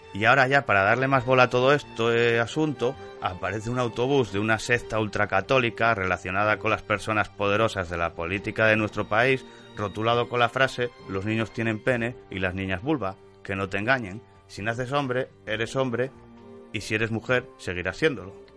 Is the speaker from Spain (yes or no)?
yes; Avilés, Asturias, Spain; yo nací en el hospital de Avilés